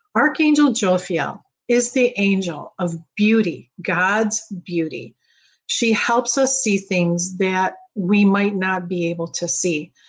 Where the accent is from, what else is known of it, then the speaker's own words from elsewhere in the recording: Midwest, United States; now in Florida, United States; growing up in the Midwest